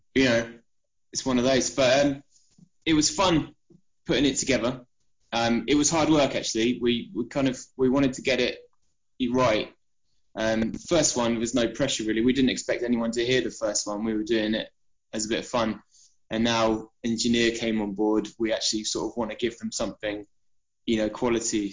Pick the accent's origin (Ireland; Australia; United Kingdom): United Kingdom; Isle of Wight, South East England; moved away as an adult; also born or lived in Portsmouth; we're all from the Isle of Wight originally